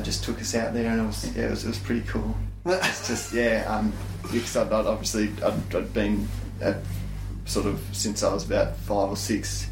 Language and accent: English; Phillip Island, Victoria, Australia; I'm born and bred on Phillip Island